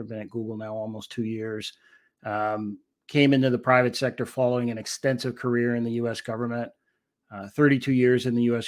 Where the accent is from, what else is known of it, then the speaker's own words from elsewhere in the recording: Washington, District of Columbia, United States; I was a little guy growing up in Washington D.C.